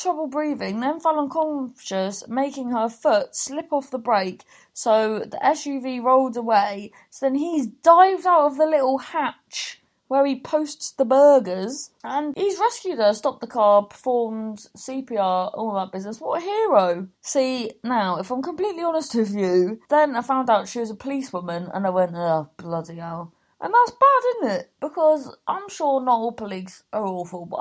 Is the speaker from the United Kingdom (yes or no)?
yes; Cornwall, South West England, United Kingdom; we're Cornish